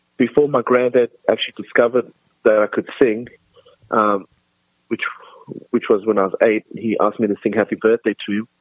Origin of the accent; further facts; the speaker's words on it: Australia; also born or lived in South Africa; I was born in South Africa. I lived in South Africa till, till I was nine, and then I moved to Australia. Um, and then I pretty much was raised the rest of my, my youth in Australia